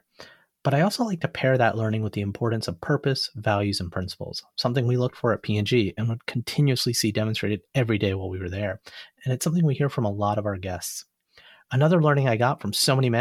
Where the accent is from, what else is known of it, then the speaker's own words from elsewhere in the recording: Alabama, United States; I grew up in Alabama